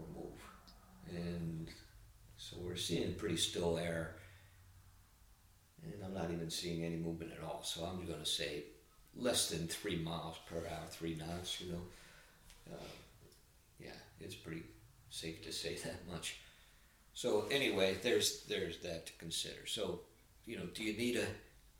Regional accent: Philadelphia, Pennsylvania, United States; We're both from Philadelphia. We went to high school together.

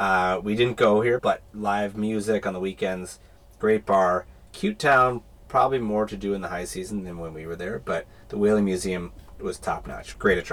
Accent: Midwest, United States; also born or lived in New York; now in Australia; we're from the Midwest, we lived in New York

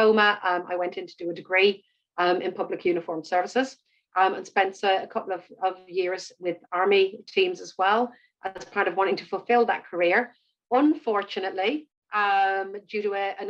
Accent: Ireland; also born or lived in Birmingham, United Kingdom / Cork, Ireland; I'm born and bred in Ireland. I live in Cork, in the south of the country.

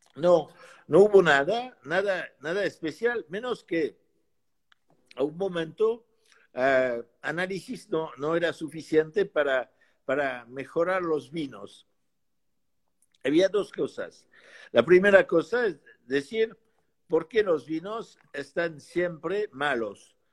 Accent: Bordeaux, Nouvelle-Aquitaine, France; Spanish is a second language; also born or lived in Pomerol; Yo nací en Burdeos y Pomol

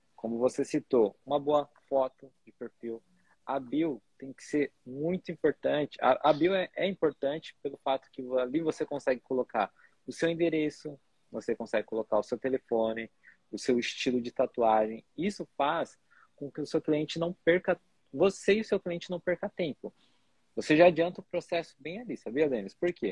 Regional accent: São Paulo, Brazil; Eu saí de São Paulo, né, do lugar ali onde tinha artistas há 10 anos

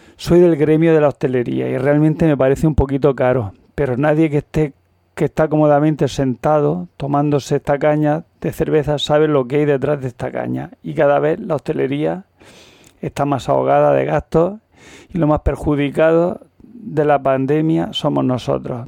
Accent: Almería, Andalusia, Spain; now in Murcia, Spain; yo soy de Almería

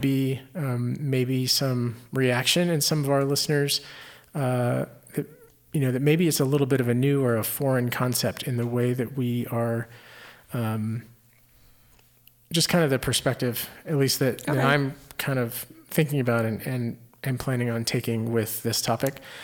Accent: Houston, Texas, United States; I grew up in the Houston area

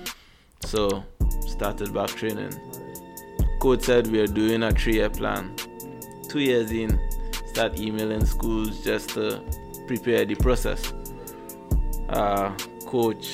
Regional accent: Trinidad & Tobago; moved away; also born or lived in Missouri; I'm from Trinidad and Tobago. So yeah, island boy.

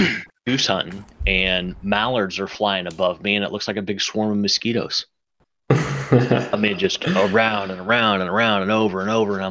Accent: Southeast Iowa, United States; I grew up in Southeast Iowa, man. I absolutely love it here.

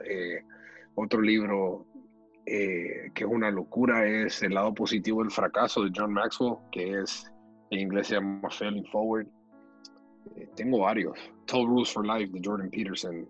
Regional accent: San Pedro Sula, Cortés, Honduras; moved away as an adult; now in United States; Yo nací en la ciudad de San Pedro Sula

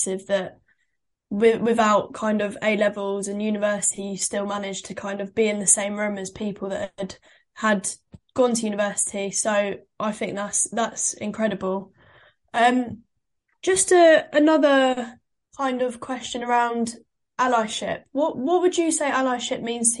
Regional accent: London, United Kingdom; I grew up in Wimbledon

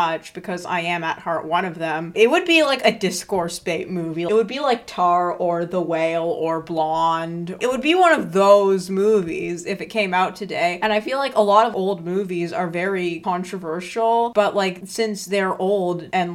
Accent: Ottawa, Ontario, Canada; I grew up in Westboro in Ottawa, Ontario.

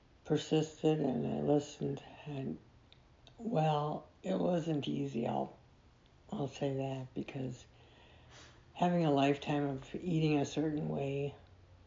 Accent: Scotland, United Kingdom; Because I am Scottish

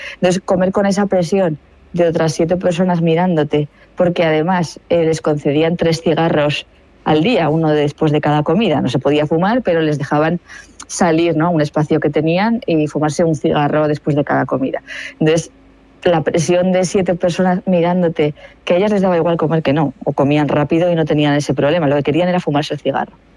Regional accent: Aragon, Spain; soy de Aragón

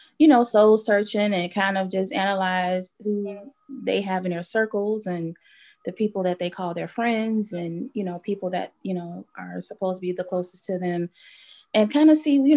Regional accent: Chicago, Illinois, United States; Grew up West Side Chicago, born and raised, different areas on the West Side

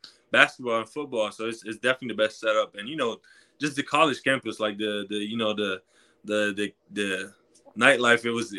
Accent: Victoriaville, Quebec, Canada; first language French; English is a second language; moved away as an adult; also born or lived in Syracuse; in Quebec, you know, my first language is French. So, you know, Quebec is a French speaking province

